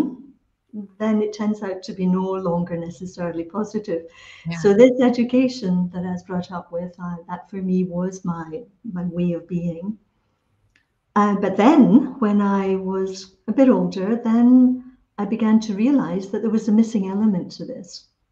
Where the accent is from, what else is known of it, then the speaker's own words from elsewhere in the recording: Scotland, United Kingdom; it was part of my upbringing, when I'm Scottish origin. So part of the upbringing is the Scottish education